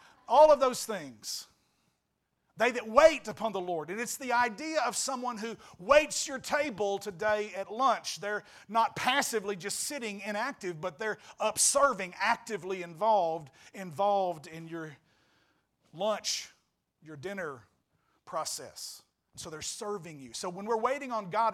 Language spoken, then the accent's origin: English; West Memphis / Marion area, Arkansas, United States; moved away; I came back to my hometown